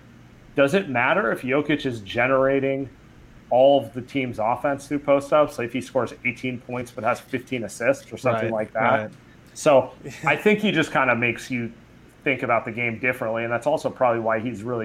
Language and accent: English; East Bay, California, United States; now in San Francisco, United States; I grew up in the East Bay. I've lived in the city for the last 10, 11 years